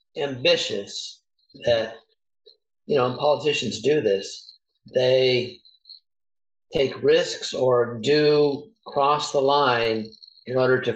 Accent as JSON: {"language": "English", "region": "California", "country": "United States", "said": "Well, let's say I'm a Californian"}